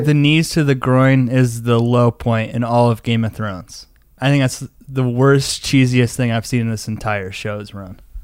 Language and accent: English; Denver, Colorado, United States; I'm from Denver, Colorado